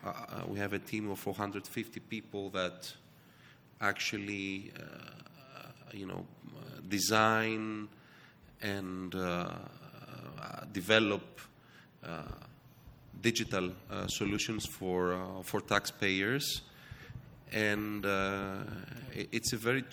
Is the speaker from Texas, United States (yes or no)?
no; Missouri, United States; born there; I was born in the States. It was Missouri, not New York.